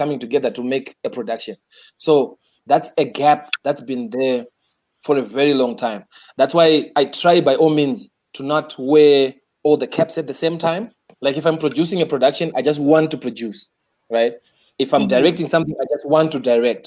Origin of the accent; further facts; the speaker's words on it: Zimbabwe; I grew up in Cheetown